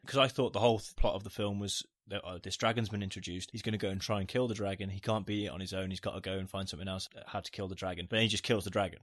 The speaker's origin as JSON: {"language": "English", "country": "United Kingdom", "said": "we're British"}